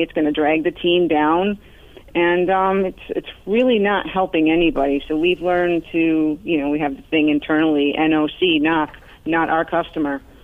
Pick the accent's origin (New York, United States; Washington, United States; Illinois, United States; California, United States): New York, United States; Arcade; now in South Florida, United States; A very small town outside of Buffalo, New York, called Arcade, like the video game